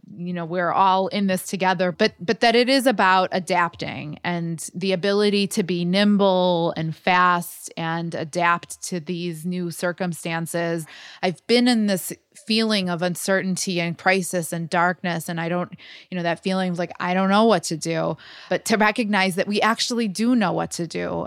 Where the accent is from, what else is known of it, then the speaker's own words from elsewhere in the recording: Chicago, Illinois, United States; Chicago is my hometown